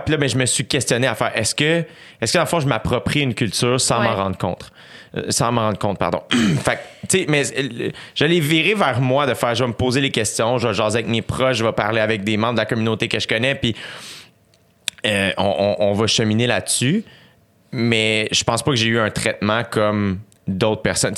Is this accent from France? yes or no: no; Canada; je suis né au Canada, je suis un gars, je suis blanc